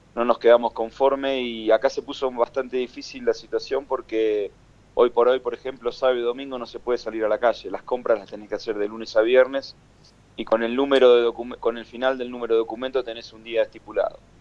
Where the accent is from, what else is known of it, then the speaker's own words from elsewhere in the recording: Argentina; nosotros como argentinos